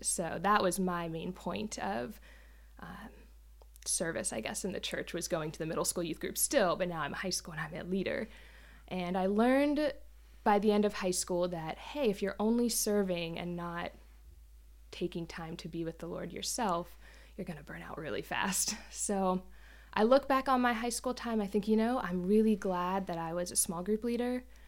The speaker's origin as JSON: {"language": "English", "town": "Jacksonville", "region": "Florida", "country": "United States", "tie": "born or raised there", "moved": "as an adult", "lives_now": "Port Orchard, United States", "said": "I'm originally from Florida, born and raised there, um, lived there most of my life"}